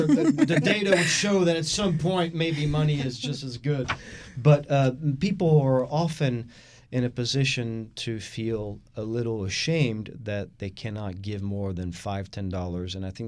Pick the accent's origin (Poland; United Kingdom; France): France; now in Houston, United States; I am the Texan from France.